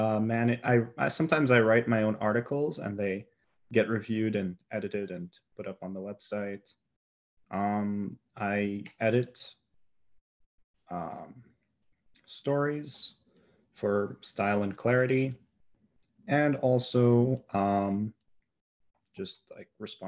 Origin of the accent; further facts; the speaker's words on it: Milwaukee, Wisconsin, United States; now in central Wisconsin, United States; I live in central Wisconsin. Originally, I was born in Milwaukee